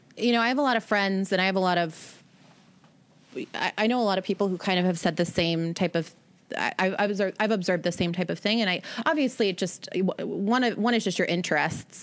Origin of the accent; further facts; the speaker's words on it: Seattle, Washington, United States; moved away; I'm from Seattle originally